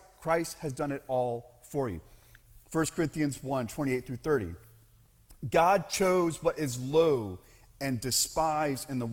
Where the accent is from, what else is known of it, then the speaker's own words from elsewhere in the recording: Central Florida, United States; I grew up in Central Florida. I grew up in a fairly strict Southern Baptist church environment in Central Florida.